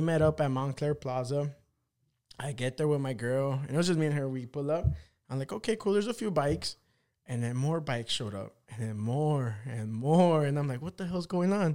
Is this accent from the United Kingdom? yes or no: no; El Salvador; I'm a fucking little Salvadorian guy